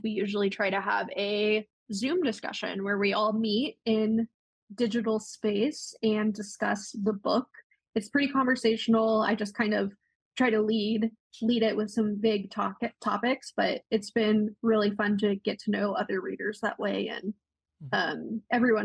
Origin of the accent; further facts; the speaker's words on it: Yuma, Arizona, United States; moved away; also born or lived in Portland, Oregon; we recently relocated to Yuma, Arizona, which is my hometown